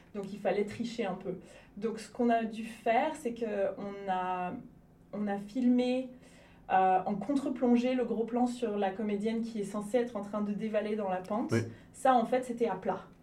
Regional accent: Lyon region, Auvergne-Rhône-Alpes, France; also born or lived in Cannes area, Provence-Alpes-Côte d'Azur / Toulouse; je suis plutôt de la région lyonnaise, même si je suis née dans, le, euh, dans la région PACA, donc la province Alpes-Côte d'Azur, euh, vers Cannes

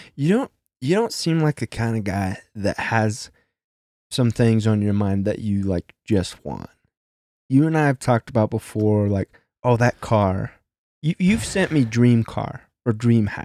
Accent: Midwest, United States; growing up in the Midwest

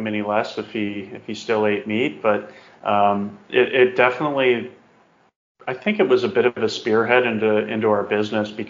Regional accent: Calgary, Alberta, Canada; Grew up, born and raised in Calgary

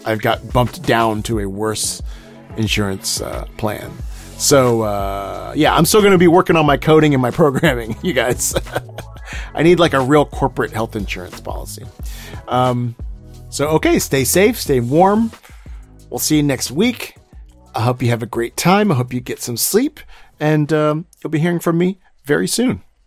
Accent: Houston, Texas, United States; my hometown of Houston, Texas

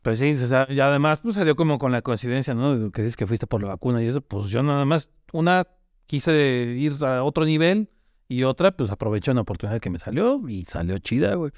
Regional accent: León, Guanajuato, Mexico; somos de León

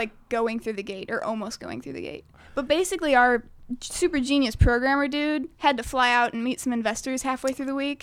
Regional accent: St. Louis, Missouri, United States; Saint Louis. I, well, specifically Jeffco

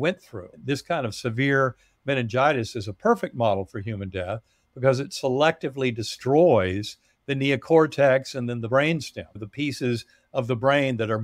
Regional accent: North Carolina, United States; moved away; also born or lived in Massachusetts; growing up in North Carolina

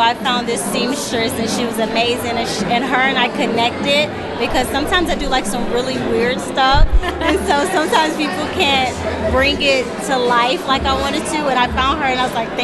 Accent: Nashville, Tennessee, United States; now in Florida, United States; I'm originally from Nashville, Tennessee.

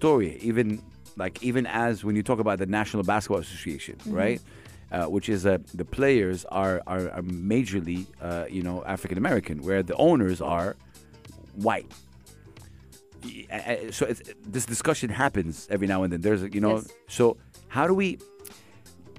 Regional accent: Saudi Arabia; I come from Saudi Arabia

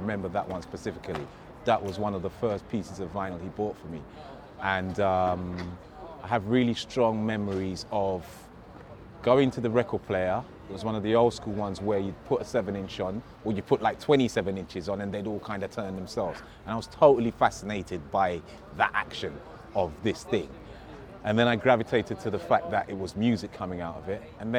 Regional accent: Hammersmith, London, United Kingdom; born there; I was born in 1973 in West London, Queen Charlotte's Hospital, Hammersmith to be precise.

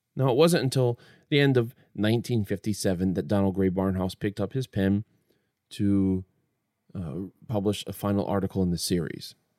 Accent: Midwest, United States; I'm from the Midwest

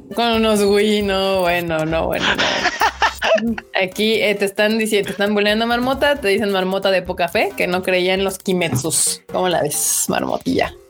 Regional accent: Mexico City, Mexico; los que somos del rancho de la CDMX

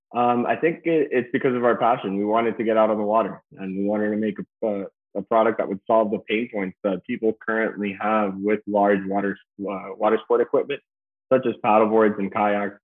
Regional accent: Key Biscayne, Florida, United States; I was born and raised here in Key Biscayne

